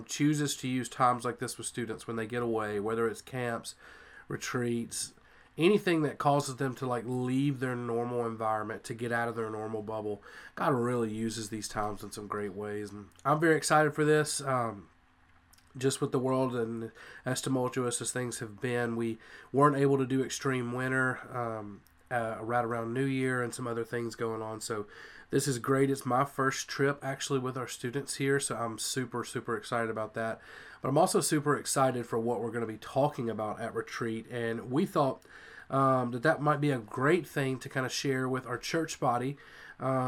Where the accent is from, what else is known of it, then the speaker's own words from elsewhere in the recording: North Louisiana, United States; now in Georgia, United States; I loved growing up in Louisiana, spent lots of time in South Louisiana, even though I grew up in North Louisiana